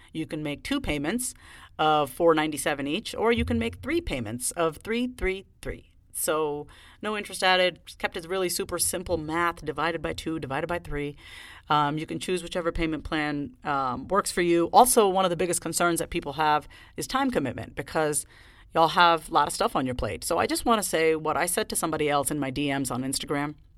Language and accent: English; Long Island, New York, United States; moved away; I was raised on Long Island